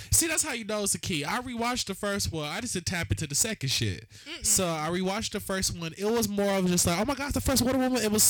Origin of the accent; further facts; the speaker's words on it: Chicago, Illinois, United States; We don't do that down south shit, bitch. I'm from Chicago. We don't be sleeping with our cousins.